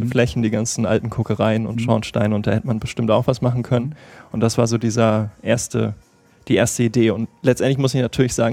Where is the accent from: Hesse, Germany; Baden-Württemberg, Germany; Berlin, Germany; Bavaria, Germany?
Berlin, Germany; also ich komme ja aus Berlin